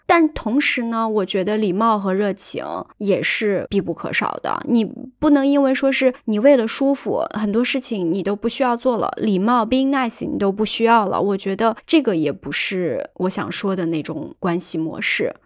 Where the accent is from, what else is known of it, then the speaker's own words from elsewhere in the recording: China; 我们中国人看的话，就觉得。你就直奔主题呗，你何必呢？